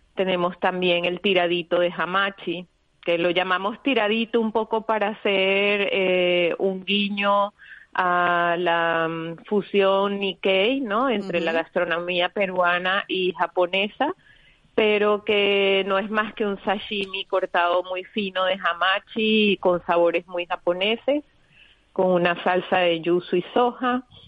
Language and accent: Spanish; Venezuela; also born or lived in Spain; now in Madrid, Spain; yo crecí en Venezuela, un país multicultural